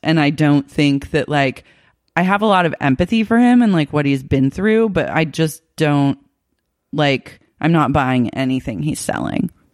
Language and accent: English; Oklahoma City, Oklahoma, United States; I grew up in Oklahoma City